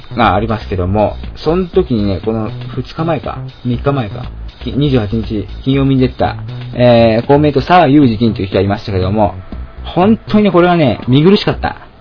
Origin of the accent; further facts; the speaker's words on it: Shizuoka, Japan; moved away; 私の実家の地元の静岡